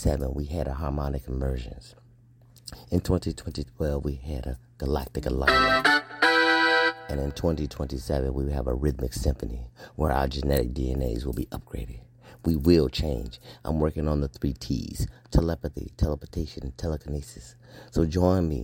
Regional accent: United States; I am an American, black man, American, Scorpio Marine officer

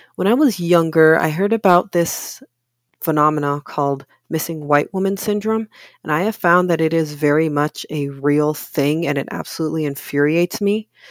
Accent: Oakland, California, United States; also born or lived in Richmond, California; I'm originally from California. I grew up mostly in Oakland, but I also spent around half my childhood in Richmond

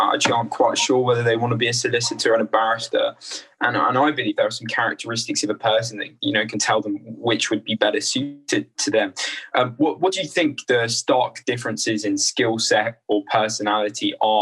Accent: Australia; now in England; I'm originally from Australia

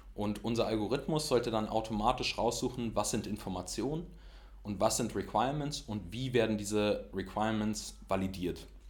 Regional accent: Berlin, Germany; dass man aus Berlin kommt

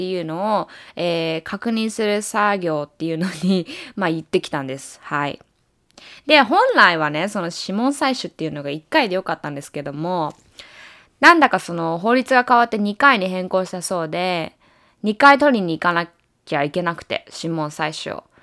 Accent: Japan; now in United States; まあ私はアメリカ人でもないし、日本国籍なので、まあアメリカに住むとしたら、ビザっていうのを持つか、あとは永住権をゲットするっていう選択肢しかないんですよね。

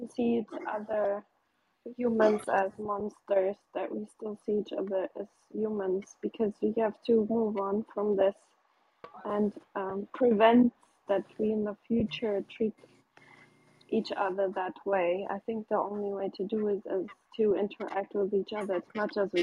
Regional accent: Germany; I grew up in Germany

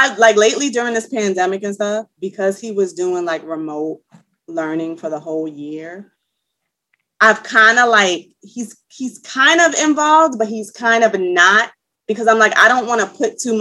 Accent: New York City, New York, United States; I'm from New York. I'm a Bronx native, Soundview area.

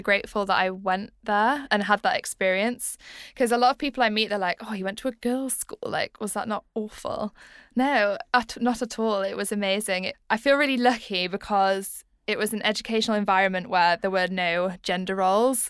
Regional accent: Leeds, Yorkshire and the Humber, United Kingdom; I am from Leeds

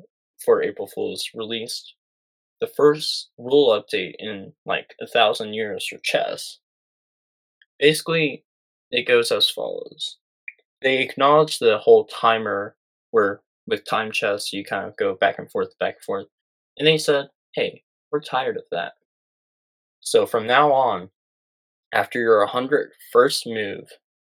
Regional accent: Texas, United States; I'm Texan

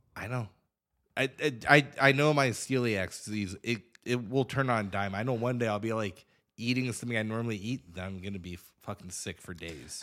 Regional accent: Douglas, Wyoming, United States; I'm from Douglas

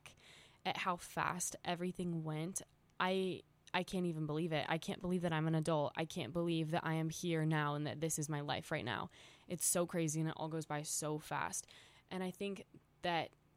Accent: an hour away from Los Angeles, California, United States; moved away as an adult; now in Los Angeles, United States; I just moved to Los Angeles, which isn't that much of a change geographically. It's an hour away from my hometown

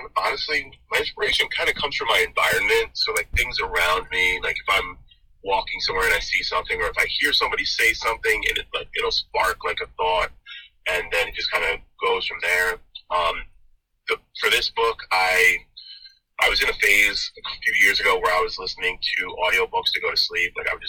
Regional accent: Troy, New York, United States; also born or lived in Cohoes; I'm born and raised in Troy. I have lived there 90% of my life. I lived in Cohoes for like 2 years, and then I moved back to Troy, and I've lived here ever since. And I graduated from Troy High, class of 95.

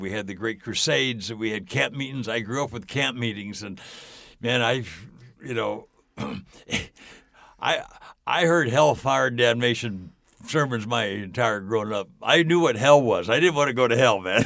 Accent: Southern California, United States; I grew up in Southern California.

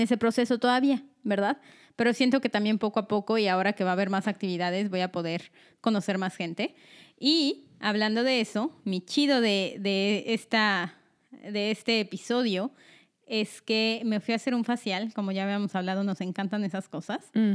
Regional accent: Mexico City, Mexico; now in Omaha, United States; yo me vine a vivir aquí, tengo una hermana, soy de la Ciudad de México

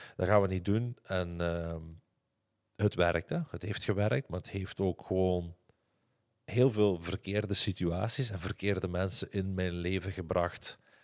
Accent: Limburg, Flanders, Belgium; accent: Limburgish (Hasselt); door mijn accent, door mijn Limburgs accent

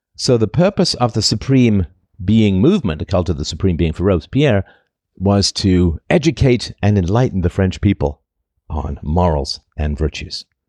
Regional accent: United Kingdom; accent: vague British; my vague British accent

